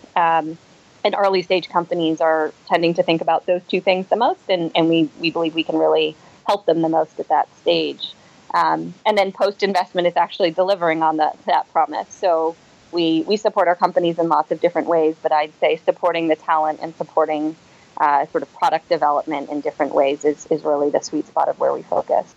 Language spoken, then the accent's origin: English; Boston, Massachusetts, United States; moved away as an adult; now in New York, United States; I'm from the Boston area.